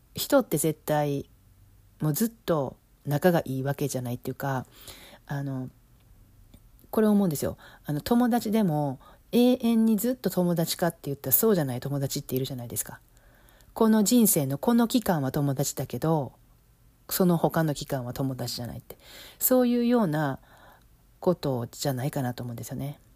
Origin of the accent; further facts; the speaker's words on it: Osaka, Japan; accent: Osaka dialect (Kansai-ben); moved away as an adult; now in Los Angeles, United States; 今は関西弁私大阪出身やから大阪弁で喋って喋るようにするんですけど